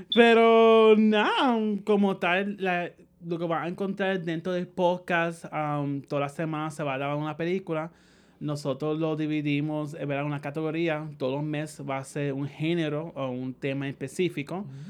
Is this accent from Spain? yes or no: no; Puerto Rico; moved away as an adult; also born or lived in New York, United States; now in San Juan, Puerto Rico; yo originalmente me criaron en Sala Grande, pero nací en Estados Unidos, en Nueva York, por pues el acento